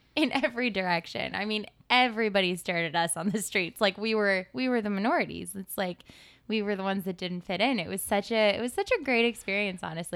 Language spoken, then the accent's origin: English; Santa Monica, California, United States; moved away as an adult; also born or lived in Rhode Island; now in New York City, United States; I am from Santa Monica, California, and I moved out to the East Coast when I went to college at the University of Rhode Island